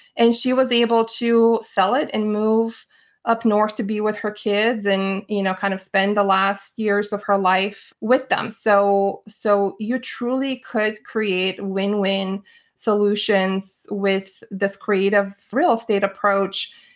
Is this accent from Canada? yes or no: no; Bulgaria; moved away; I grew up in Bulgaria.